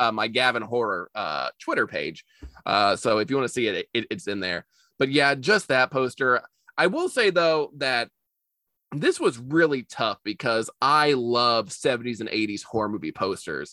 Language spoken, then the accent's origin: English; United States; as an American